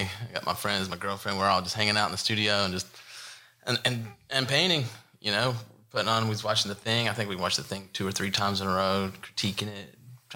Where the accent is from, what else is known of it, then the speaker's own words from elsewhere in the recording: West Virginia, United States; I grew up in West Virginia, and the trains were coming through my town with the graffiti. And coming from a small town